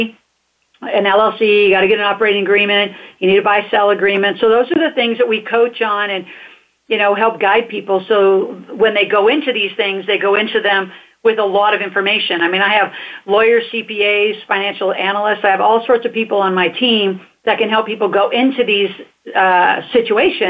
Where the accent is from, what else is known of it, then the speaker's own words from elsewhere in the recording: United States; we're American citizens.